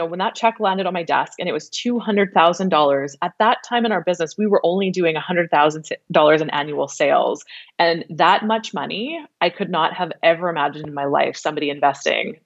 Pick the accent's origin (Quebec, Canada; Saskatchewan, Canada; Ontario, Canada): Saskatchewan, Canada; Regina; moved away as an adult; now in Vancouver Island, Canada; I was born and raised in Regina